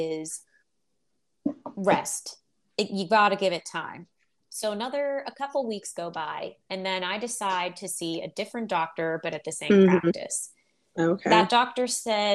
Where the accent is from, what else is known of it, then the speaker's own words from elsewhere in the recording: Pittsburgh, Pennsylvania, United States; I grew up in Pittsburgh, Pennsylvania. That's where we live.